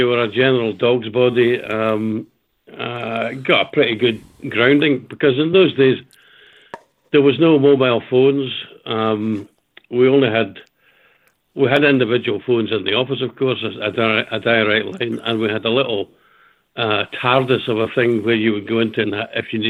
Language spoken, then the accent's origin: English; Houston, Scotland, United Kingdom; I came from Houston in Renfrewshire, not Texas